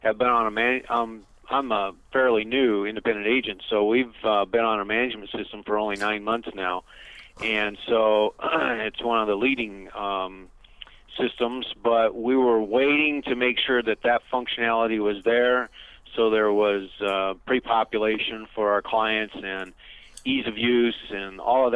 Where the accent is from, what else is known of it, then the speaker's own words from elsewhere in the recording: Iowa, United States; now in Gilbert, United States; I'm originally from the Midwest, born and raised in Iowa